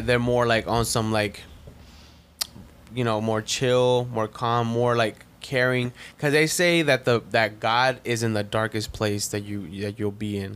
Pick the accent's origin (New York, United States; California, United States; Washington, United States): California, United States; Compton; moved away; I was born in Compton